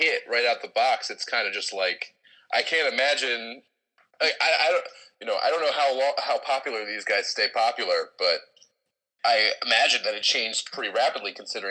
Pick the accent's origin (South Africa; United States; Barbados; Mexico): United States; Virginia; also born or lived in New Hampshire; That was when we moved down to Virginia. I was born in New Hampshire, but when I was young, we moved to Virginia